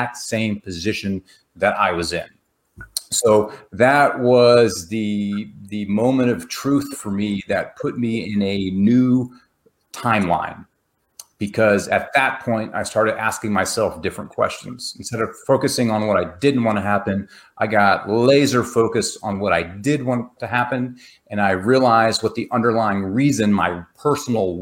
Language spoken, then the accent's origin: English; Texas, United States; I'm from Texas